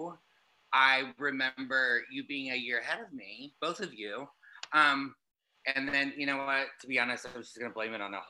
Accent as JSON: {"language": "English", "town": "Tulsa", "region": "Oklahoma", "country": "United States", "tie": "born or raised there", "moved": "yes", "said": "I am from Tulsa, Oklahoma, and I was this little gay boy raised by my mom and my aunt."}